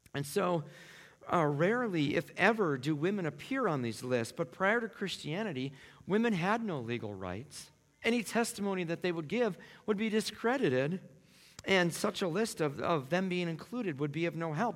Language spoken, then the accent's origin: English; Minneapolis, Minnesota, United States; I grew up in South Minneapolis